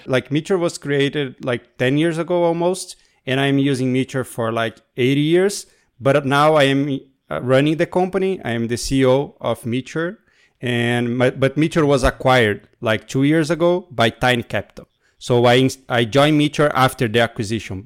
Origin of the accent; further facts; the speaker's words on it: Brazil; moved away; also born or lived in New York; I'm from Brazil, but right now I'm speaking from New York